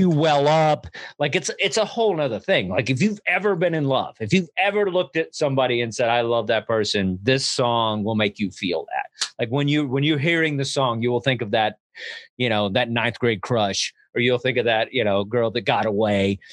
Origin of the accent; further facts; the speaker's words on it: Texas, United States; I'm from Texas